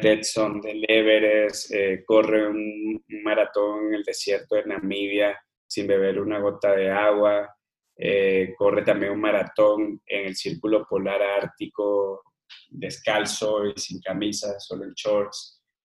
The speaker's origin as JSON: {"language": "Spanish", "area": "Margarita Island", "region": "Nueva Esparta", "country": "Venezuela", "tie": "born or raised there", "also_born_or_lived": "Caracas, Venezuela / Mérida, Venezuela / Colombia", "moved": "as an adult", "lives_now": "Mexico", "said": "me crecí en una isla en Venezuela que se llama Margarita"}